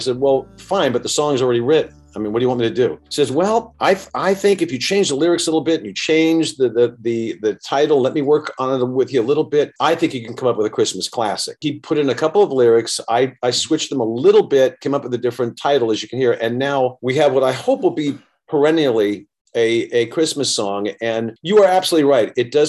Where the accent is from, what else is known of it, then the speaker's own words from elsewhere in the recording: New York City, New York, United States; also born or lived in Beverly Hills, California / Los Angeles, California; now in Wisconsin, United States; I was born in Manhattan. I lived in Beverly Hills for 25 years. I lived in LA. I've been all over the world, and now I'm living in a town of 5,000 in Wisconsin.